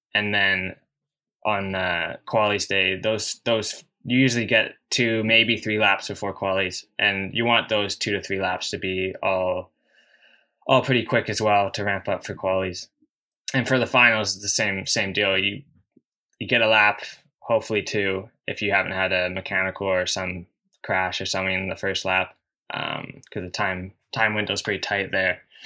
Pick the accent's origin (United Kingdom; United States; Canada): Canada; in my home country